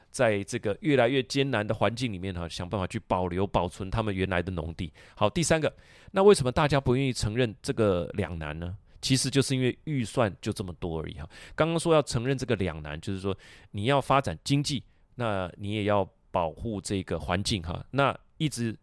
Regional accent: Taiwan; 我们台湾人

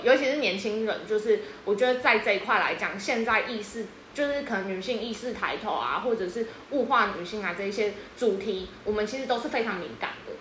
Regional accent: Yunlin County, Taiwan; 我其实住比较乡下，就是我是云林的…

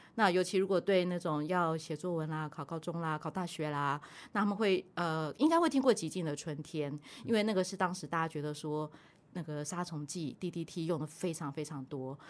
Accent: Taipei, Taiwan; moved away as an adult; now in Kaohsiung, Taiwan; 我是欸。台北长大的，然后来高雄念大学

